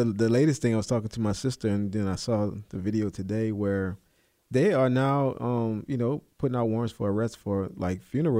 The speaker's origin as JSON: {"language": "English", "town": "New Orleans", "region": "Louisiana", "country": "United States", "said": "I'm from New Orleans."}